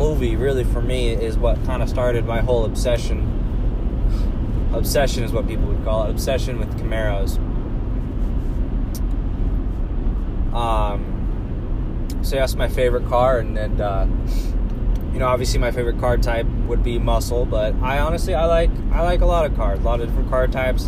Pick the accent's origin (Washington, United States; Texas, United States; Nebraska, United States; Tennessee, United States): Nebraska, United States; Omaha; also born or lived in Lincoln, Nebraska; I'm from Omaha, Nebraska.